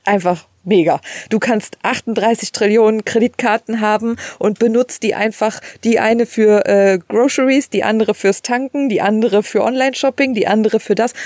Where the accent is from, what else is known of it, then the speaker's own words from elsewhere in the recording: Germany; moved away as an adult; now in United States; wir als Deutsche